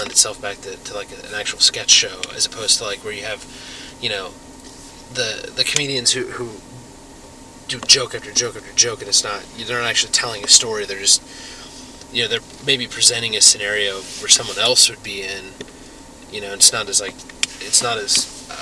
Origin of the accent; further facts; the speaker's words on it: Indiana, United States; we're from Indiana, so, you know, you grow up, like, being a good church-going kid